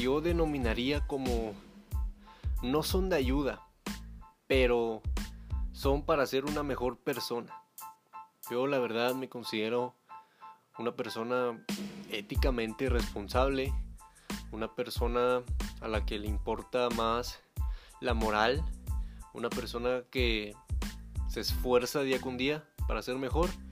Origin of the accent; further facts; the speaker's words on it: Monterrey, Nuevo León, Mexico; yo soy originario y actualmente vivo en la ciudad de Monterrey, en el estado de Nuevo León, en México